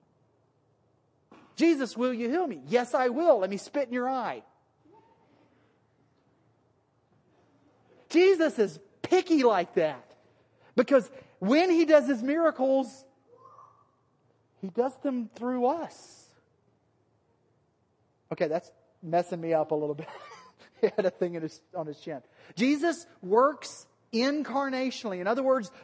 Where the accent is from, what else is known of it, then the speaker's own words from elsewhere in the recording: Alabama, United States; accent: Alabama; then my Alabama accent comes out